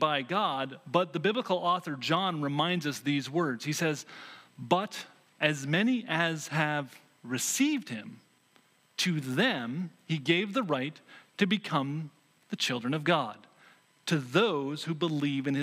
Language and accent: English; Vermont, United States; moved away; When I grew up actually in Vermont